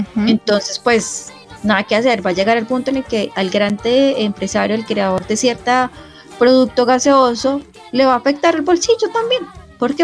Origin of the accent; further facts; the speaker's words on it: Colombia; como colombianos